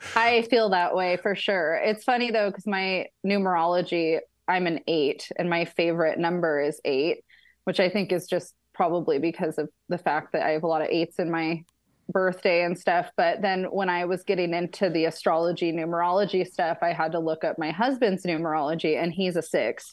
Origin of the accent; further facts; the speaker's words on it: Ellensburg, Washington, United States; now in Yucca Valley, United States; I was raised in Ellensburg, Washington